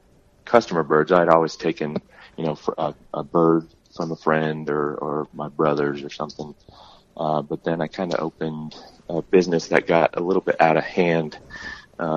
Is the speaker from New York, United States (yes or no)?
no; South Central Missouri, United States; now in Arizona, United States; I grew up in South Central Missouri